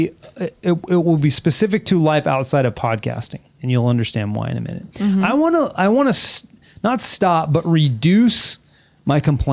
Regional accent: Los Angeles, California, United States; We're from the United States. We are specifically from California, Los Angeles, California.

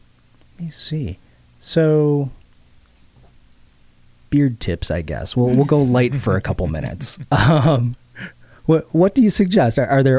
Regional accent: Spencerport, New York, United States; I'm from Spencerport.

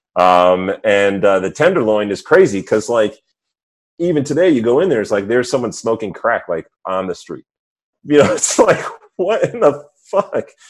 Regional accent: suburbs of New York City, United States; also born or lived in Missouri; I grew up mostly in the suburbs of New York City

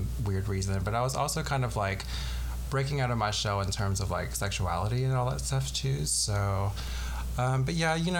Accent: Alabama, United States; accent: not much of a Southern accent; moved away as an adult; also born or lived in Chicago; But spent 22 long years in Alabama, then moved

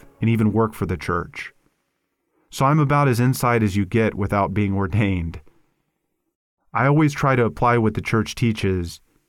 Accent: Houston, Texas, United States; I grew up in Houston, one of the most diverse cities in the United States

